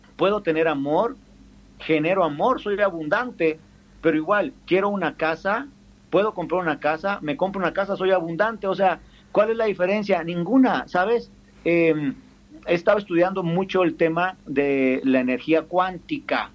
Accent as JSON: {"language": "Spanish", "country": "Mexico"}